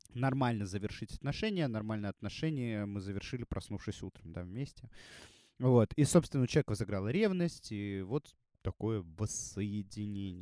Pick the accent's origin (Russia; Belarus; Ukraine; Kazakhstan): Russia; also born or lived in Saint Petersburg / Moscow; я живу в России, я россиянин